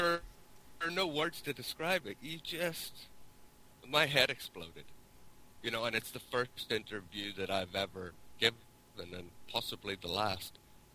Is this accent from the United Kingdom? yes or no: yes; Northern Ireland, United Kingdom; if you can tell from my accent, I grew up in Northern Ireland